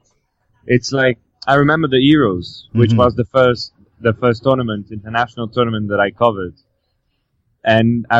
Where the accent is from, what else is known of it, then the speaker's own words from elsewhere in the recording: France; moved away; also born or lived in Brazil; my home country